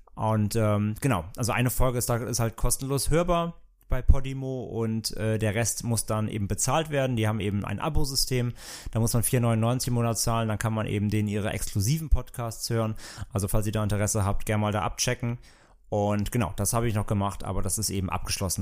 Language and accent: German; Bad Neuenahr-Ahrweiler, Rhineland-Palatinate, Germany; moved away; ich komme ja aus dem Rheinland, wie gesagt, ursprünglich und ähm, natürlich halt super Karneval war bei uns immer total an der Tagesordnung